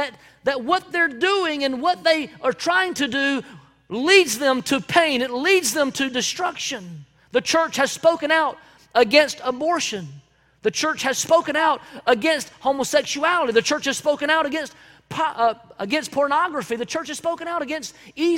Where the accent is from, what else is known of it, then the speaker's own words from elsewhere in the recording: Belton, South Carolina, United States; the house that I grew up in Belton, South Carolina